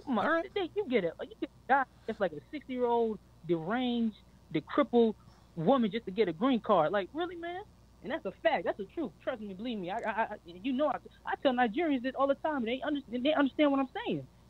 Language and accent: English; United States; I was born in America